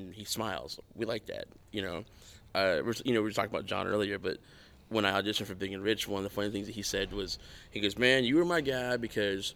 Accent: Athens, Georgia, United States; I grew up in Athens, which is really cool because it's a music town

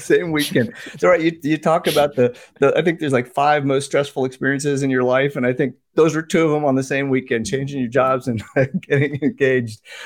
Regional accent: Washington, District of Columbia, United States; also born or lived in Indiana / New Jersey / India; I was raised in the United States, moved, uh, around a little bit, Indiana, New Jersey, uh, but settled in the D C area since I was ten. So pretty much this is my home.

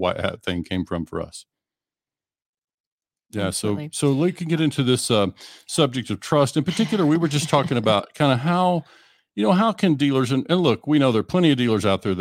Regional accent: Western Oklahoma, United States; moved away; I'm originally from Western Oklahoma, about 2 hours north of Amarillo

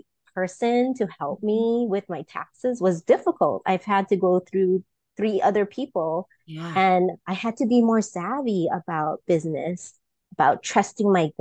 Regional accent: Kauai, Hawaii, United States; I grew up on the island of Kauai

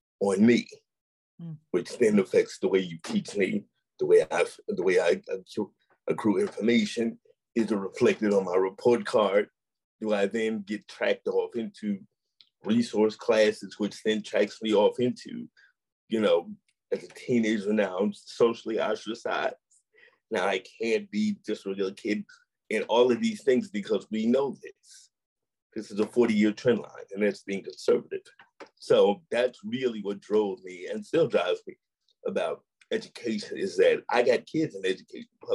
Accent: St. Louis, Missouri, United States; growing up in St. Louis

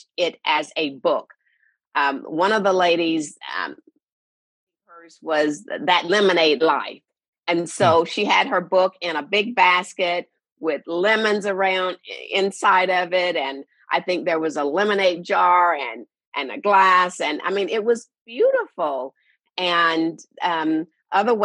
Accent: Shreveport, Louisiana, United States; my hometown of Shreveport, Louisiana

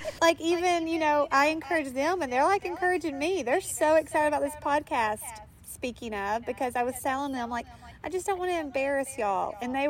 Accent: Pine Bluff, Arkansas, United States; also born or lived in Jonesboro, Arkansas; I was born in East Arkansas, Jonesboro, and I grew up in an area called Pine Bluff, Arkansas.

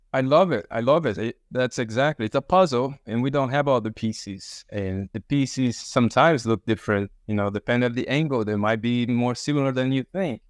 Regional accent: Brazil; moved away; I'm from Brazil.

